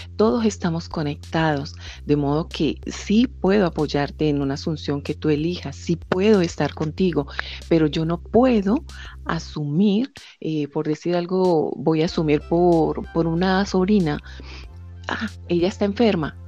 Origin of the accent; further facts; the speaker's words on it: Colombia; now in France; soy colombiana realmente